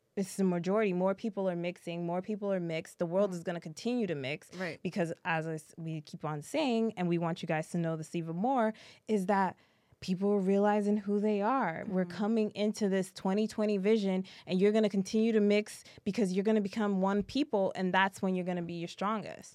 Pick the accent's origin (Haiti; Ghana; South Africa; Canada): Haiti; Haiti uh, where we're Haitian